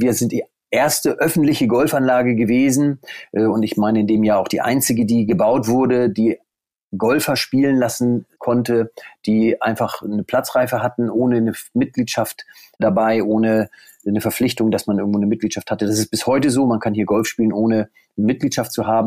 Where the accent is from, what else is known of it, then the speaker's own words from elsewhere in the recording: Deinste, Lower Saxony, Germany; Ich äh, wohne in Deinste. Das ist in der Nähe von Stade. Stade liegt 50 Kilometer westlich von Hamburg. Ich bin hier geboren, aufgewachsen